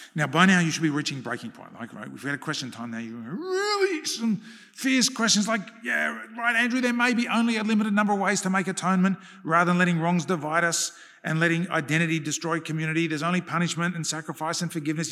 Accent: Australia

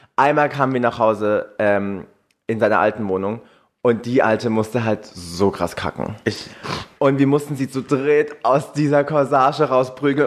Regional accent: Swabia, Germany; accent: Swabian; wir Schwaben in dem Slang

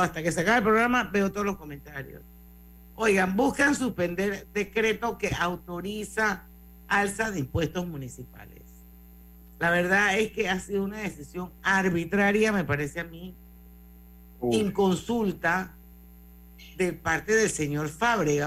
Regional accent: Panama; así somos los panameños

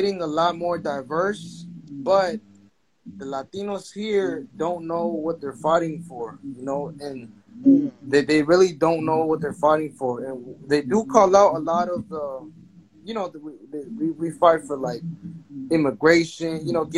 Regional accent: East Coast, United States; I'm a kid from the East Coast

